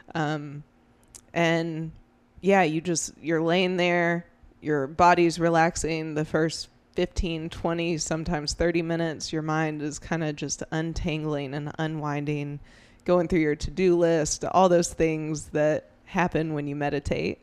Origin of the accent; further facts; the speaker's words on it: Greenville, South Carolina, United States; I spent, you know, my whole childhood growing up in Greenville